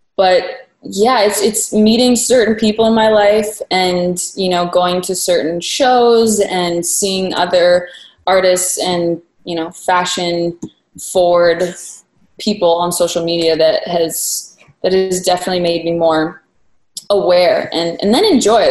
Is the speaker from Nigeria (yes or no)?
no; Waterloo, Ontario, Canada; moved away as an adult; also born or lived in Toronto; now in Los Angeles, United States; I grew up in Waterloo. Yeah. Well, for anyone who doesn't know, it's an hour west of Toronto.